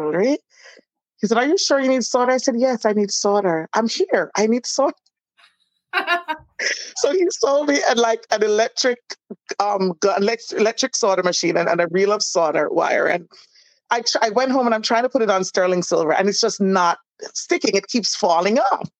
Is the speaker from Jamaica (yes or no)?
yes; Jamaica; also born or lived in Florida / Miami; now in New York, United States; I'm from Jamaica